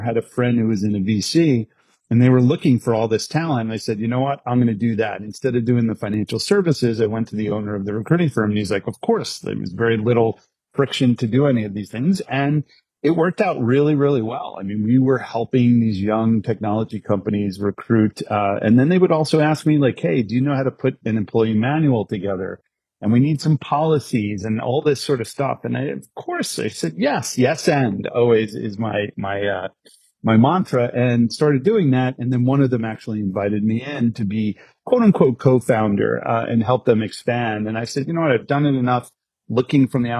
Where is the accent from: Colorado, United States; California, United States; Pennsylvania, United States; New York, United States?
New York, United States; born and raised in New York.